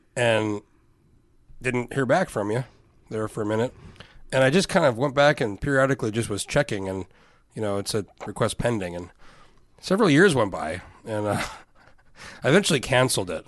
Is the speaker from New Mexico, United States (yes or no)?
yes; Outside of Albuquerque, New Mexico, United States; moved away as an adult; also born or lived in San Diego, California / Anchorage, Alaska; now in Alaska, United States; I grew up in New Mexico, same place.